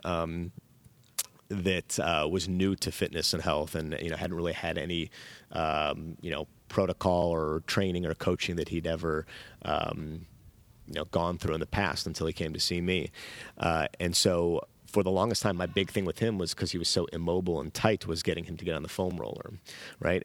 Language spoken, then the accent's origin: English; Chicago, Illinois, United States; moved away as an adult; now in Marina del Rey, United States; growing up in Chicago in the, you know, nineties